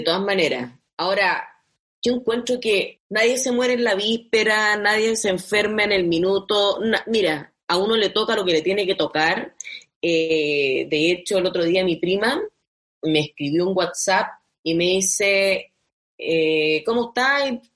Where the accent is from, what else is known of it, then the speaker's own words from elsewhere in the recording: Tocopilla, Antofagasta, Chile; moved away; nos conocimos en Tocopilla